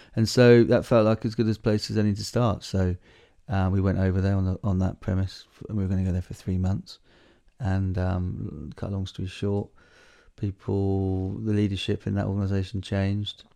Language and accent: English; Southwold, East of England, United Kingdom; now in Malawi; when I was a kid growing up where we grew up in the South Ward, right in that beautiful sort of special area of conservation, which is down on the Blythe Estuaries